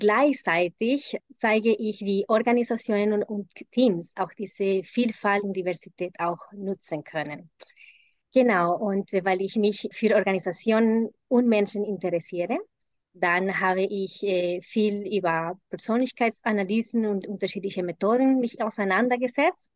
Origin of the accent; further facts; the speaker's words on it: Colombia; first language Spanish; German is a second language; moved away as an adult; now in Germany; Ich bin in Kolumbien geboren und lebe seit 20 Jahren in Deutschland